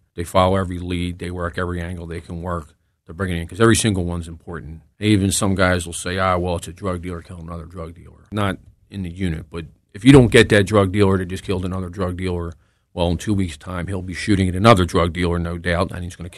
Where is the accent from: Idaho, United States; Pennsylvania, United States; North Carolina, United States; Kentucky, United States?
Pennsylvania, United States; Philadelphia; I was born and raised in the city